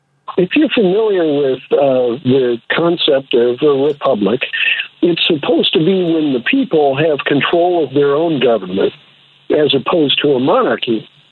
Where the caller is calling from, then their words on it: San Francisco, California, United States; Well, I'm the one from San Francisco.